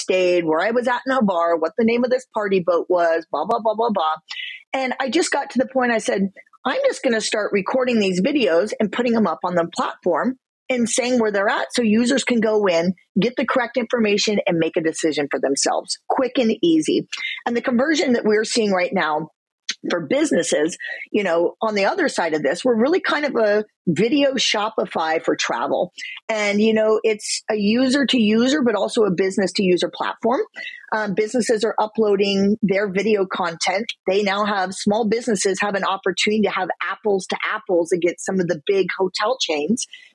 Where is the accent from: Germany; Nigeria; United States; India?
United States; Midwest; I come from the Midwest.